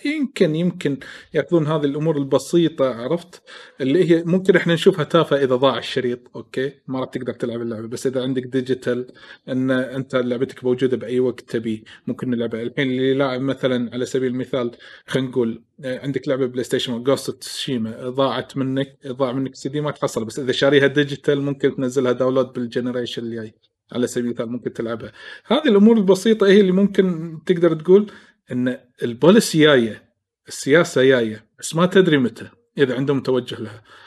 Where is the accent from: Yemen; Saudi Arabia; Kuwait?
Kuwait; عندنا بالكويت